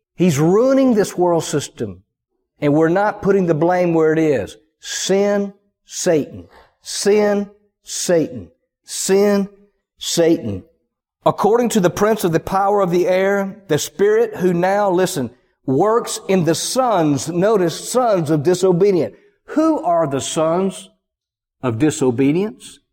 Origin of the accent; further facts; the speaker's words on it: the American South, United States; accent: Southern; I grew up in the Southern culture. People are, for the most part, people are nice from where I grew up down in the country